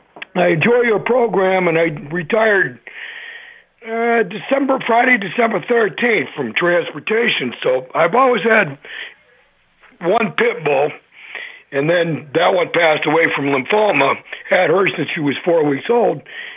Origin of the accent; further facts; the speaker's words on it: Massachusetts, United States; moved away; I grew up in Massachusetts.